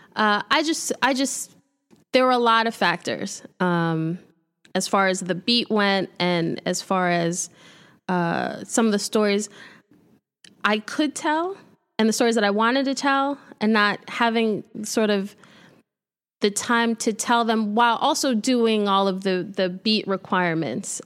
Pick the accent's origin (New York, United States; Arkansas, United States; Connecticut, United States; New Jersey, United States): New York, United States; New York City; moved away as an adult; also born or lived in Buffalo; I'm from Brooklyn